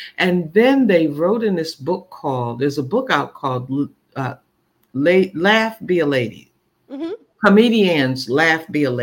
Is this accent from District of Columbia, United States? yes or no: yes; Washington, District of Columbia, United States; in D.C., in my hometown. This is my home now.